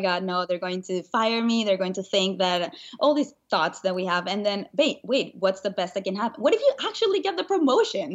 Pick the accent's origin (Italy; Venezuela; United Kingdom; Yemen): Venezuela; moved away as an adult; now in United States; I grew up in Venezuela, and when I was nineteen, I moved